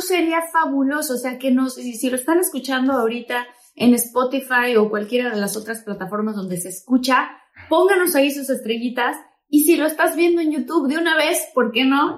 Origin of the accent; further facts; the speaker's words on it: Tabasco, Mexico; yo soy de Tabasco, entonces obviamente allá no hay nada de nieve